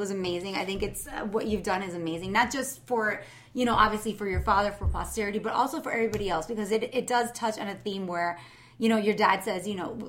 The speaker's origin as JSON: {"language": "English", "region": "Connecticut", "country": "United States", "tie": "born or raised there", "moved": "yes", "lives_now": "Miami, United States", "said": "because I was born and raised in Connecticut."}